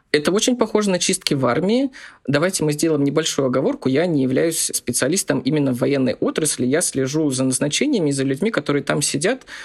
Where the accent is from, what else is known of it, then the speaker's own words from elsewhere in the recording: Zabaykalsky Krai, Russia; я из Забайкальского края, и мы очень часто ездили в Манчжурию закупаться товаром